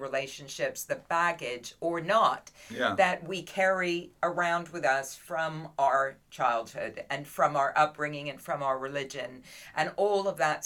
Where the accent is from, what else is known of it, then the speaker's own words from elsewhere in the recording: London, United Kingdom; I came from London